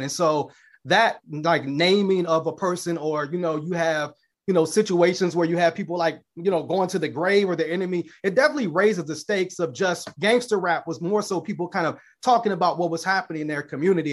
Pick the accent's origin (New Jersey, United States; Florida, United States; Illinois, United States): Illinois, United States; Chicago; I'm coming from the South Side of Chicago